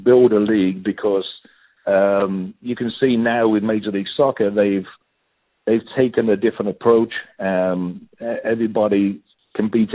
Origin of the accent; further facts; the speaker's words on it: Birmingham, West Midlands, United Kingdom; moved away as an adult; also born or lived in Los Angeles / Seattle; I'm originally from Birmingham